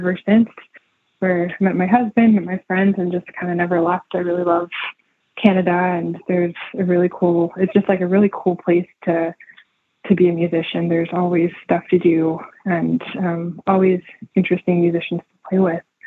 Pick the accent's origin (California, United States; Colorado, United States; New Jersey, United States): California, United States; I grew up in California as well